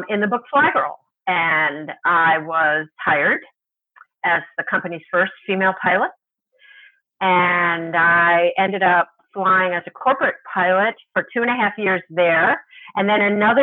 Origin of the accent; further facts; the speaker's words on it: New York City, New York, United States; two iconic buildings in my hometown that I remember being built when I was a child